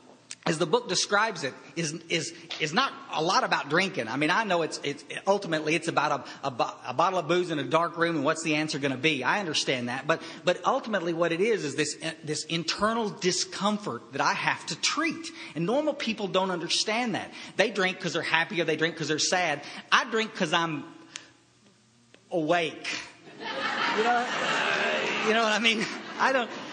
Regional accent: Kerrville, Texas, United States; I was raised up in Central Texas in Kerrville, Texas, in a small little town, and it's where I'm living back there now

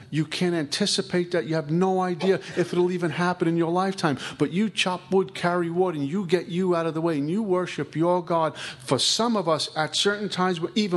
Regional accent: New York City, New York, United States; I'm from Brooklyn

